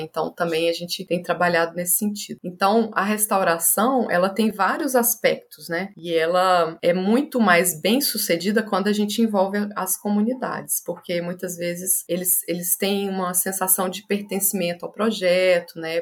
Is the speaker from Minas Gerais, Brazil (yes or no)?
yes; Belo Horizonte, Minas Gerais, Brazil; Nasci em Belo Horizonte, Minas Gerais, de pais bem corajosos